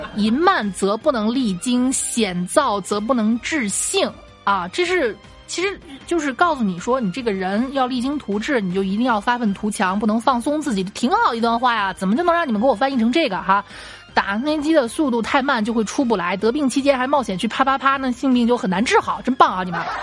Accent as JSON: {"language": "Chinese", "town": "Xi'an", "region": "Shaanxi", "country": "China", "accent": "Xi'an dialect", "said": "可能在我们西安话里"}